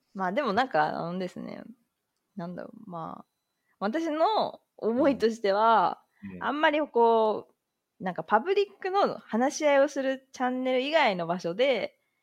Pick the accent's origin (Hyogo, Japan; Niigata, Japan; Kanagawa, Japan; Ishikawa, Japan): Kanagawa, Japan; 私は、まあ、関東圏の出身なんですけど、はい、なので、まあ、結構実家とかも近くて